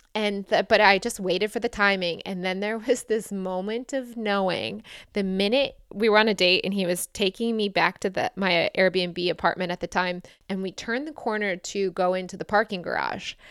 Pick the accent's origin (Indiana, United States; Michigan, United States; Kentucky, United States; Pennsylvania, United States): Michigan, United States; I grew up in Michigan and grew up in the Midwest.